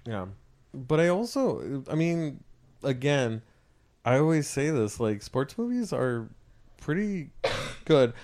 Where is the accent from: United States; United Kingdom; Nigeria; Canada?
United States; California; I'm from California